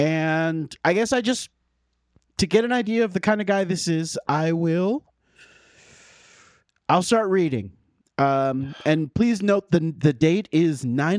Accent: United Kingdom; Aubergine emoji. I'm British.

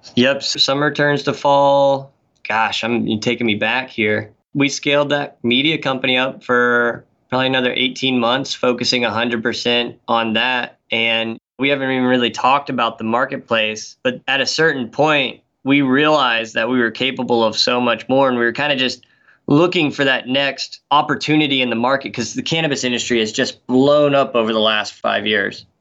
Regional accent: Knoxville, Tennessee, United States; moved away as an adult; also born or lived in Colorado; now in Seattle, United States; I grew up in Knoxville, Tennessee, kind of the heart of Appalachia there

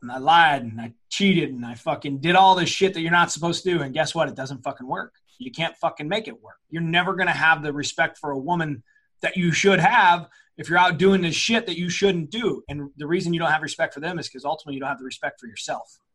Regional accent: St. Louis, Missouri, United States; I'm from South County. I'm from a, you know, it's a very blue collar area here in St. Louis

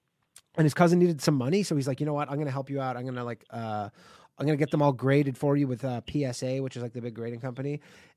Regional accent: Burlington, Ontario, Canada; Calling from near where I grew up

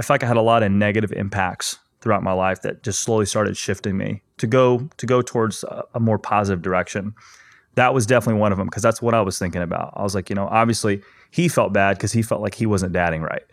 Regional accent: Ozark, Missouri, United States; I grew up in a small town in Missouri, Ozark

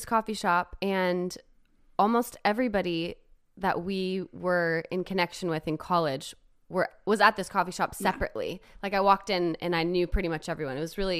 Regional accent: Los Angeles, California, United States; moved away as an adult; also born or lived in Nashville, Tennessee; So I grew up in Los Angeles, California. Started dancing when I was 4.

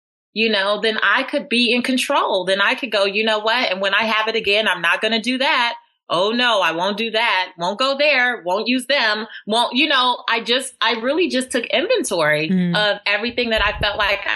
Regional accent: Los Angeles, California, United States; I grew up in South Central Los Angeles in the hood

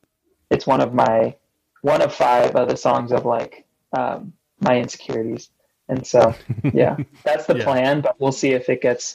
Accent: California, United States; I played the Constellation Room in Orange County, my hometown

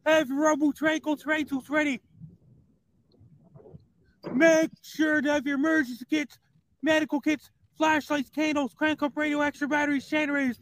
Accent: Sydney, Nova Scotia, Canada; my hometown, Sydney, Nova Scotia

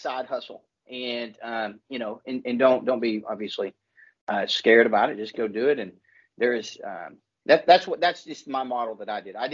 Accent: Alaska, United States; born and raised in Alaska

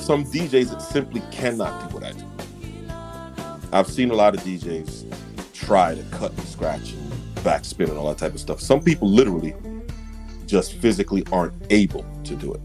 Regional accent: New York City, New York, United States; also born or lived in Jamaica; I was born in Jamaica. Grew up in Brooklyn

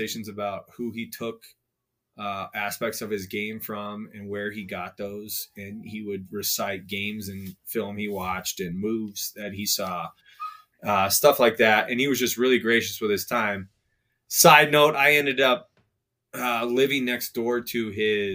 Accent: Denver, Colorado, United States; I'm born and raised in Denver.

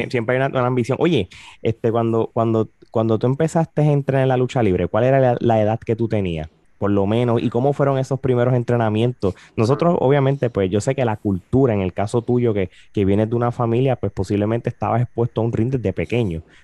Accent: Puerto Rico; yo me crié en Puerto Rico

